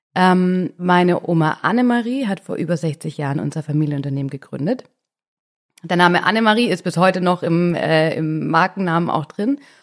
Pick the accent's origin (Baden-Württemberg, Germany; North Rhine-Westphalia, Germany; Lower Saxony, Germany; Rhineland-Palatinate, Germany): Baden-Württemberg, Germany; Swabia; Ich bin nämlich auch Mädle vom Land ich komme aus dem Schwaberländle